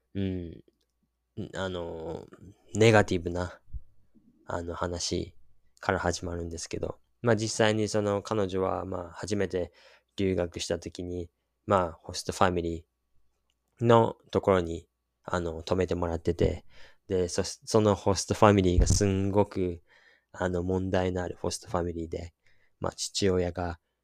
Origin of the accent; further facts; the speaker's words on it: Japan; also born or lived in Australia; 自分が生まれ育ったところ